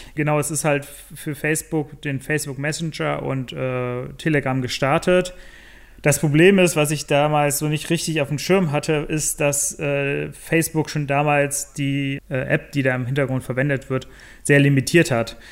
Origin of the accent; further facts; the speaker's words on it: Bonn, North Rhine-Westphalia, Germany; ursprünglich komme ich aus Bonn, habe da auch studiert